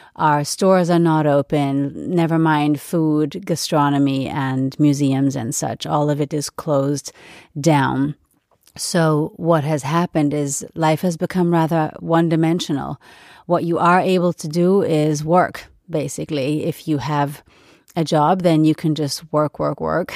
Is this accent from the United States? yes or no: yes; United States; now in Europe; being an American and having lived there for several years